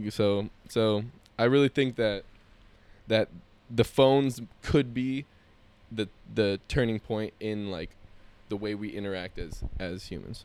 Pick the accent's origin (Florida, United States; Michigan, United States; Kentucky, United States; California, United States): California, United States; San Jose; our childhood growing up in Willow Glen, California